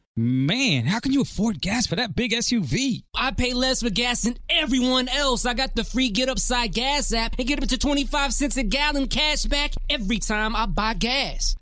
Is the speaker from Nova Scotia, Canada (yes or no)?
no; Guelph, Ontario, Canada; moved away; also born or lived in Dallas; in Guelph, uh, where my hometown is